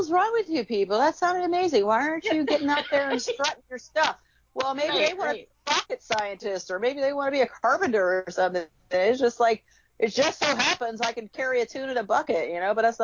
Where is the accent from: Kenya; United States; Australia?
United States; Chicago, Illinois; my brother and I, we grew up in Chicago, Illinois, back in the 60s